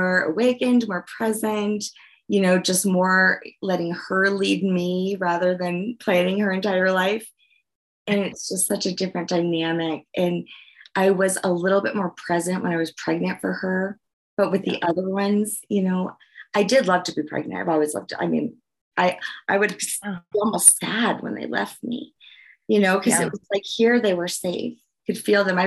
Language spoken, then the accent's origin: English; Colorado, United States; also born or lived in New Orleans, Louisiana; grew up here. I've been here for 40 years